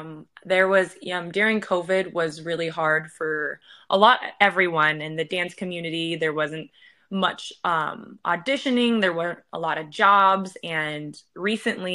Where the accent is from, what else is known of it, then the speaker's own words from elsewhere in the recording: South Dakota, United States; growing up, I'm originally from South Dakota, and it's not a huge like arts state